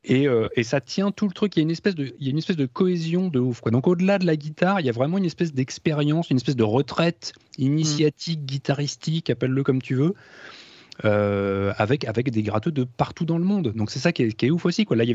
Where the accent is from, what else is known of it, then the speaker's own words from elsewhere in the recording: France; parce que voilà, nous on est français, donc on parle, en, on parle français